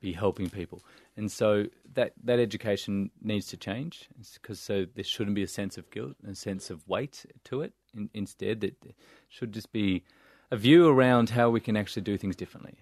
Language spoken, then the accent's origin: English; Melbourne, Victoria, Australia; growing up in Saint Kilda, a couple of kilometers down the road